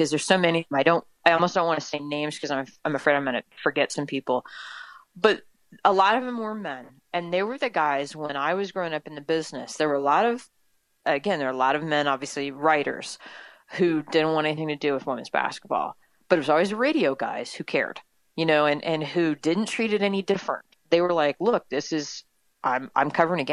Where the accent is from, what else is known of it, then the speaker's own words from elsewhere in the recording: north of St. Louis, Missouri, United States; moved away as an adult; also born or lived in Tennessee / Newport News, Virginia; now in Overland Park, United States; I am a Midwesterner. I grew up in north of St. Louis